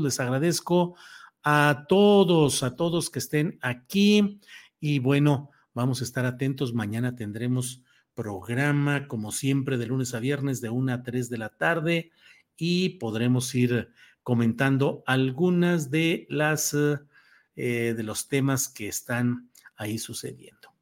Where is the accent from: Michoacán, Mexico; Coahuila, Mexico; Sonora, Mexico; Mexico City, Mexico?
Coahuila, Mexico; mi tierra natal, Coahuila